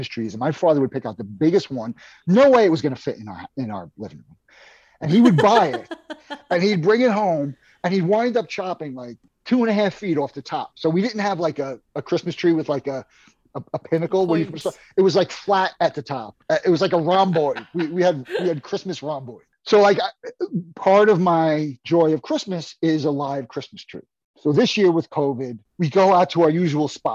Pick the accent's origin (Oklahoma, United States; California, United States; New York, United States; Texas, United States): New York, United States; New York City; I grew up in Brooklyn, New York, in close proximity to both of all four of my grandparents